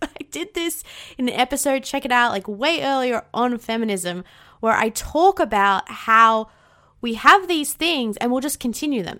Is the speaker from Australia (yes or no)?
yes; Australia; accent: Australian; 'cause I am Australian